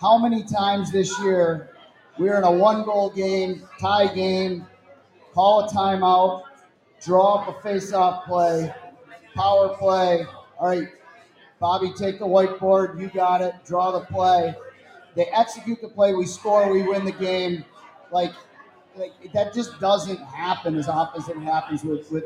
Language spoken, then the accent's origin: English; Camillus, New York, United States; I'm born and raised in Camillus, went to West Genesee, played on the hockey team, graduated in 1984.